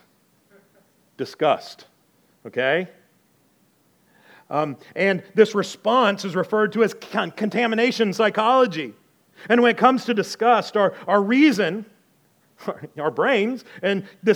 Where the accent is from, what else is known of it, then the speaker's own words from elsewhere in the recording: the South, United States; moved away; I'm from the South